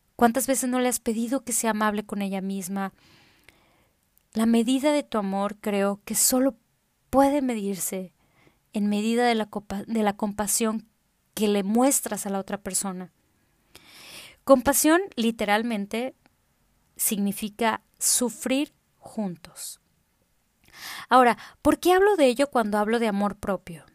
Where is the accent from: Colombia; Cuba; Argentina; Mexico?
Mexico; Tamaulipas; now in Monterrey, Mexico; Vivo en la ciudad de Monterrey, aunque soy tamaulipeca de corazón